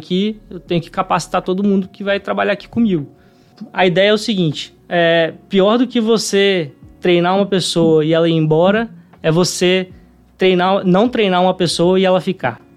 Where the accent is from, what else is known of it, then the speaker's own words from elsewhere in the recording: Vitória, Espírito Santo, Brazil; então sou capixaba, né? Nasci aqui em Vitória.